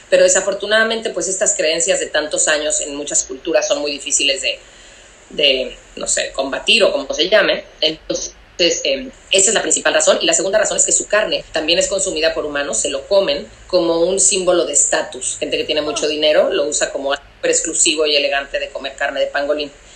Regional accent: Cancún, Quintana Roo, Mexico; moved away; yo soy de Cancún, yo cre, crecí en Cancún y allá sigue viviendo mi familia.

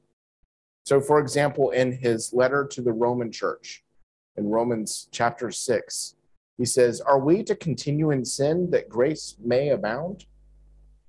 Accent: United States; moved away; in my home country, in America

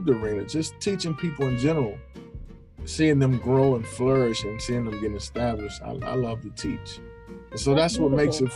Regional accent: Crofton, Maryland, United States; I grew up in Crofton, Maryland

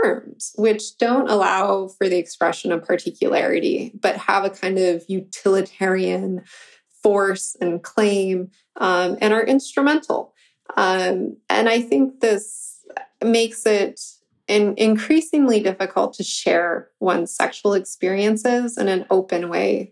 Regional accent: Michigan, United States; I'm from Michigan

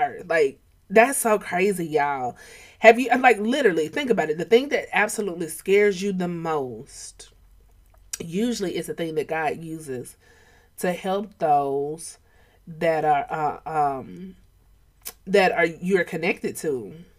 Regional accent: Atlanta, Georgia, United States; I'm from Atlanta.

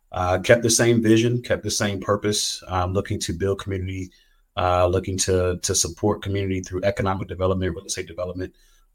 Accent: Silver Spring, Maryland, United States; now in Northwest Arkansas, United States; Yeah, I'm from the Silver Spring, Maryland. It's a suburb outside of Washington, D.C. How did I get to Northwest Arkansas?

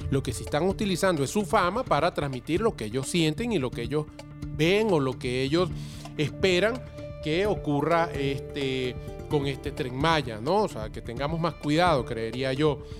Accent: Mexico; also born or lived in Venezuela; Yo soy mexicano nacido en Venezuela.

